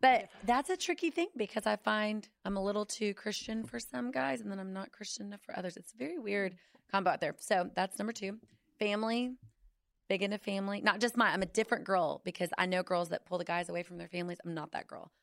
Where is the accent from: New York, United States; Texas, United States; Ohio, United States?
Texas, United States; Fort Worth; also born or lived in Irving, Texas; I was born in Fort Worth. I've been born and raised in D F